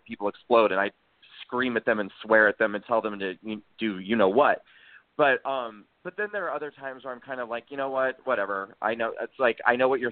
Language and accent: English; Nebraska, United States; moved away as an adult; also born or lived in New York City; I grew up in Nebraska, and I moved to New York to pursue acting and singing.